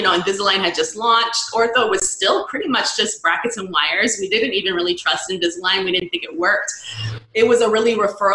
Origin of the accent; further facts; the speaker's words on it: California, United States; also born or lived in Missouri / Connecticut / San Francisco; I'm from California originally